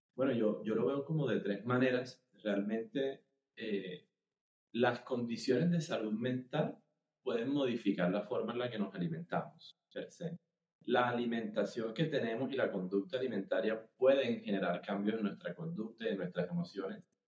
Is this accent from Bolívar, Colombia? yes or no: yes; Cartagena, Bolívar, Colombia; moved away as an adult; also born or lived in Bogotá; now in Barranquilla, Colombia; yo soy eh, cartagenero. Yo me fui a vivir a Bogotá a los 18 años